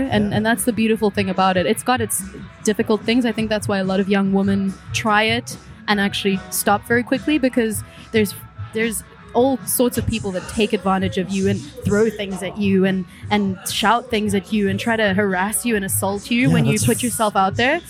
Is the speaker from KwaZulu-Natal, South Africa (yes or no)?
no; Cape Town, Western Cape, South Africa; moved away as an adult; now in Berlin, Germany; From Cape Town, originally.